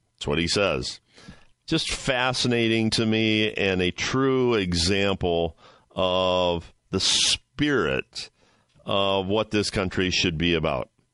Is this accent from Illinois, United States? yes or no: no; Ohio, United States; I'm from Ohio